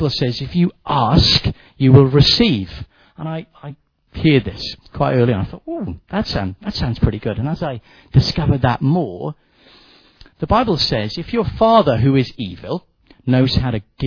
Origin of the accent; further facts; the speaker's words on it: Wales, United Kingdom; I'm a Welshman